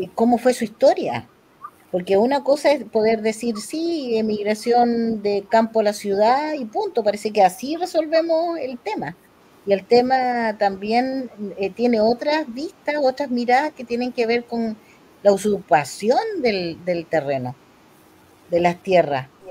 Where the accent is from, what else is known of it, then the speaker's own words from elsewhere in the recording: Chile; como chilenos